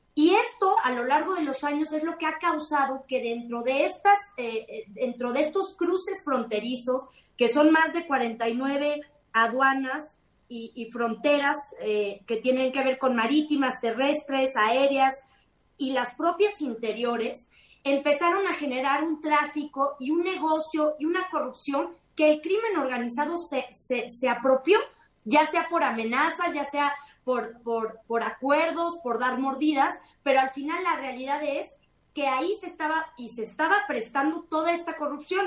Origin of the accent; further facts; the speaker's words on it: Mexico; como mexicanos